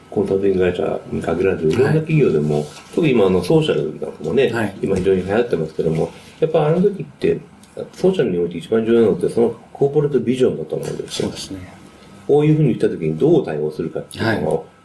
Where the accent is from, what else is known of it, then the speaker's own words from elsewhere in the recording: Canada; also born or lived in United States; そのカナダで、アメリカで生まれてカナダで育ったんですけども、そのカナダで予想以上に日本人というのはいなかったんですね、当時。